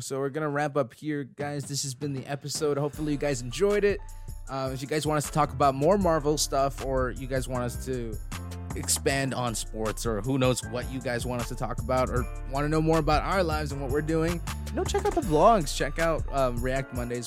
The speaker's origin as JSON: {"language": "English", "country": "Canada", "said": "we're Canadian"}